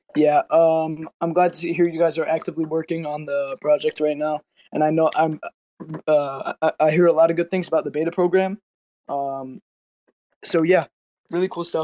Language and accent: English; United States; I'm American.